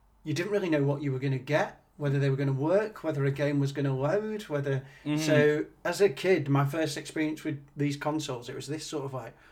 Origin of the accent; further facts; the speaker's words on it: Leyland, North West England, United Kingdom; Leyland is my hometown where I was brought up